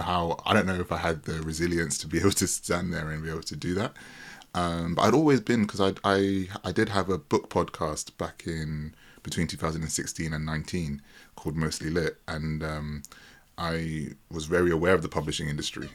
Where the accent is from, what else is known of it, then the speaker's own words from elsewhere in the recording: United Kingdom; as a British person